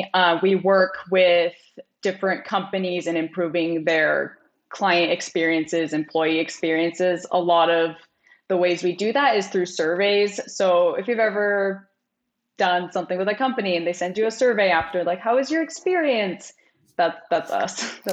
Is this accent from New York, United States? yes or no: no; Washington, United States; moved away as an adult; now in American Fork, United States; So I'm from Washington State originally. That's where I grew up.